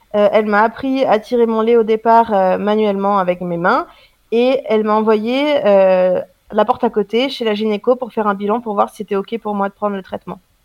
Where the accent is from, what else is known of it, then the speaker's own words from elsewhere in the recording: France; je suis française